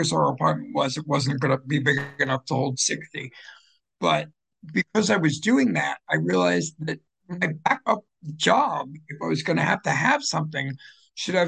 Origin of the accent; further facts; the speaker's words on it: Fort Lauderdale, Florida, United States; also born or lived in Philadelphia; now in New Jersey, United States; Originally from Philadelphia and grew up predominantly in Fort Lauderdale.